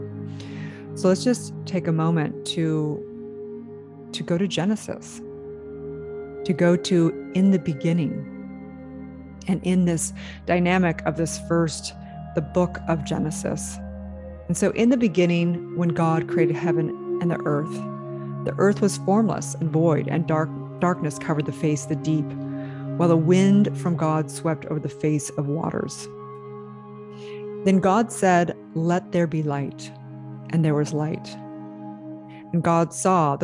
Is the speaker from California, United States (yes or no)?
yes; California, United States; as a little girl growing up in California